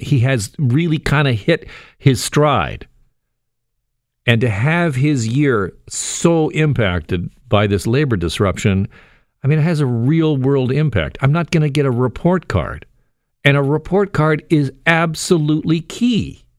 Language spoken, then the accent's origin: English; Burlington, Ontario, Canada; Shout out to my people in Burlington, my hometown.